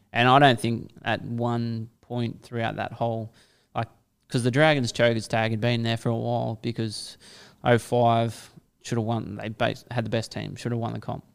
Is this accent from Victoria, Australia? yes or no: no; Kiama, New South Wales, Australia; born or raised there; also born or lived in St George, Sydney